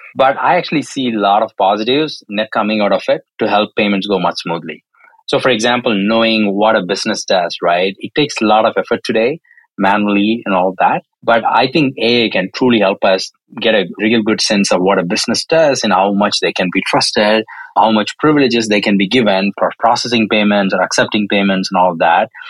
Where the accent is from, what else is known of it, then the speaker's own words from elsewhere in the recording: South India, India; moved away as an adult; now in California, United States; I was born and raised in India, more specifically the southern part of India